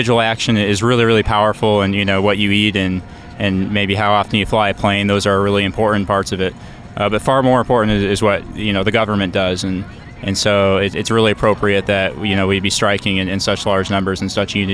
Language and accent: English; Cleveland, Ohio, United States; moved away; I grew up in Cleveland, Ohio